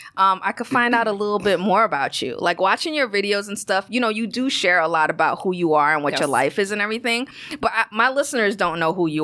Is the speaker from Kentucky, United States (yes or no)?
no; New York City, New York, United States; also born or lived in Guyana / Bronx / Harlem; I was born in Guyana, came to the States when I was about like 5 years old, grew up in Brooklyn, BK, baby.